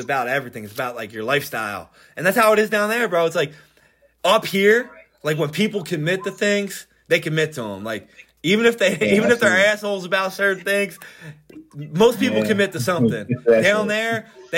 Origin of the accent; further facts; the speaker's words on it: Norristown, Pennsylvania, United States; also born or lived in Florida; here in town, Norristown, PA. Grew up in East Narn, to be exact